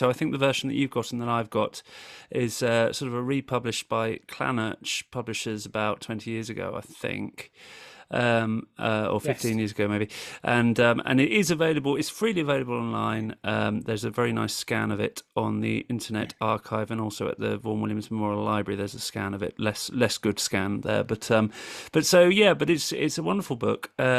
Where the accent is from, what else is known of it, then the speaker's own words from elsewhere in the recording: Winchester, South East England, United Kingdom; accent: Yorkshire; now in Sheffield, United Kingdom; they'll be hearing the thick Yorkshire accent that I've acquired over 18 years living in Sheffield, but I am actually from Winchester originally, so there is a sort of local interest for me here